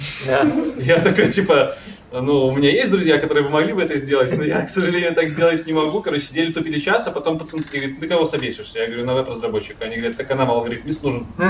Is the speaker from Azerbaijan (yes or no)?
no; Belarus; в Беларуси, я из Беларуси